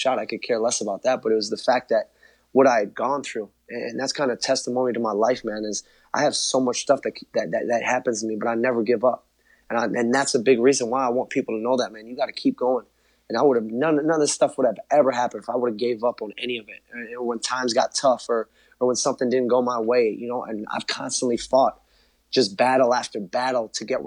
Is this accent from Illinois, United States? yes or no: yes; Chicago, Illinois, United States; growing up in Chicago, being really the biggest Bulls fan